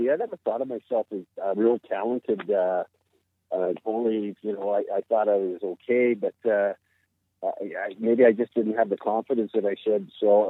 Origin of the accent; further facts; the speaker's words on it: Grand Prairie, Alberta, Canada; And I was a Grand Prairie boy, so I went up there for the hometown hockey